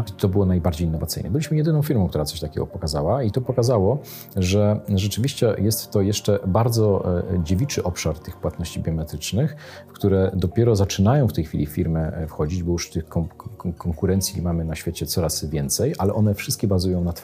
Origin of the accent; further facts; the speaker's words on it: Poland; Dlatego cieszymy się, że jesteśmy z Polski Polski. Z polskim paszportem nie wstydzimy się w tej chwili e, e, wychodzić e, i rozwijać nasz projekt poza granicami Polski